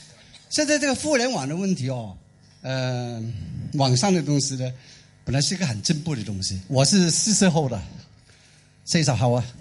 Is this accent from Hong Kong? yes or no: yes; Hong Kong; Chinese is a second language; 我是原居民，香港人，天不怕地不怕，就怕香港人讲普通话。我讲的不好就不要介意哦。